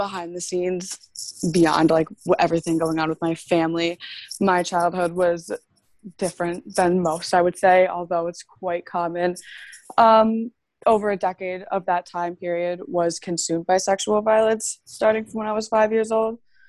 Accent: Maryland, United States; Well, I'm actually from Maryland, which surprises a lot of people.

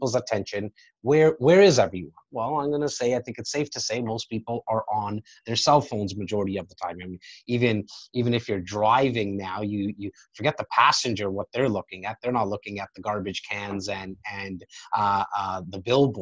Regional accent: Toronto, Ontario, Canada; I'm born and raised in Rexdale

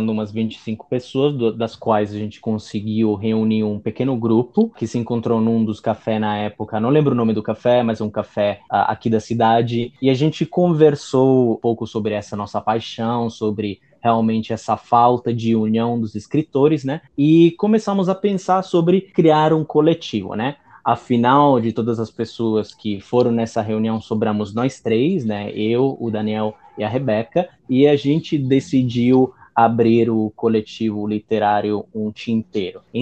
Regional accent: Italy; Eu sou professor de italiano, sou italiano, né?

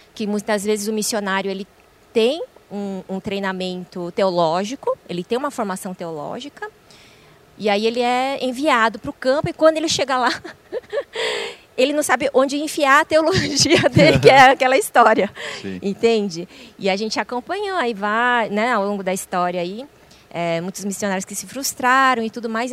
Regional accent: Brazil; eu já sou brasileira, nasci aqui

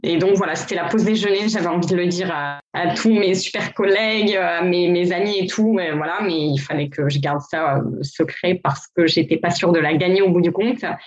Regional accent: Gravelines, Hauts-de-France, France; first language French; moved away as an adult; also born or lived in Lille / New York; now in Miami, United States; je suis originaire du Nord, je viens de Lille. Et voilà, j'ai grandi près de Dunkerque, Gravelines

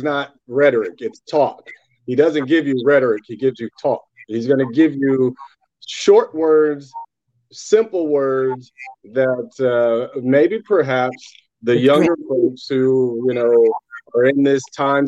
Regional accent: Indiana, United States; I'm from Indiana

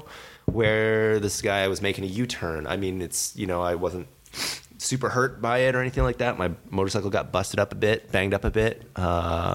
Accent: Canada; We're all Canadian citizens

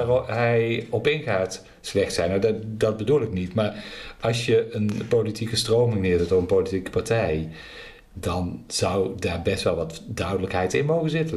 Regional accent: Netherlands; accent: zachte G; ik verberg mijn zachte G niet.

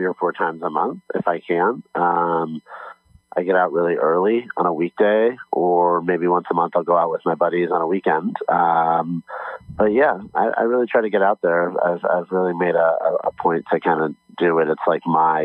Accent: Los Angeles, California, United States; I'm from Los Angeles

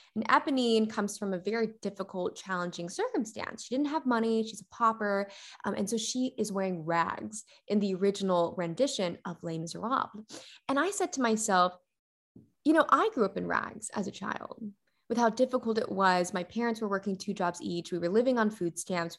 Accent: McKinney, Texas, United States; also born or lived in Carrollton, Texas / Prosper, Texas; I was born and raised right here in McKinney, Texas

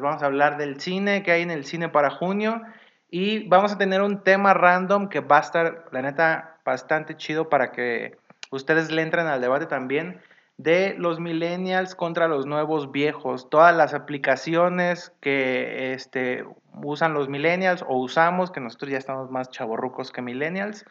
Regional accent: Mazatlán, Sinaloa, Mexico; moved away; yo no soy de acá, yo soy de Sinaloa.

